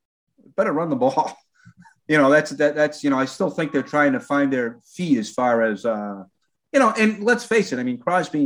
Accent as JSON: {"language": "English", "town": "Boston", "region": "Massachusetts", "country": "United States", "tie": "born or raised there", "also_born_or_lived": "Portland, Maine", "moved": "yes", "lives_now": "Cincinnati, United States", "said": "I grew up in Boston"}